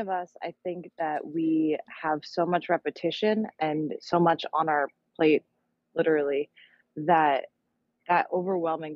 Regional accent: Los Angeles, California, United States; I'm from Los Angeles, California

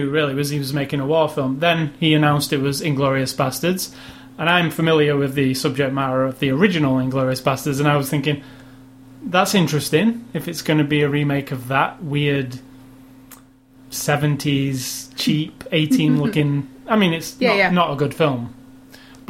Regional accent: United Kingdom; I'm British

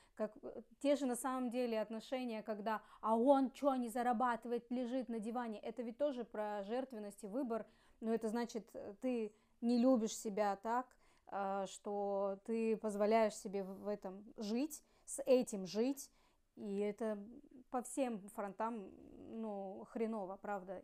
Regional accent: Ussuriysk, Primorsky Krai, Russia; moved away as an adult; also born or lived in Khabarovsk; now in Vladivostok, Russia; мы из Уссурийска, потом переехали с тогда еще парнем а, в Хабаровск

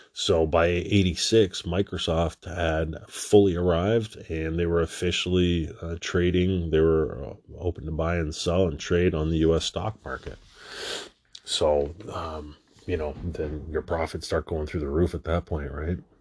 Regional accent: Toronto, Ontario, Canada; I'm from Canada

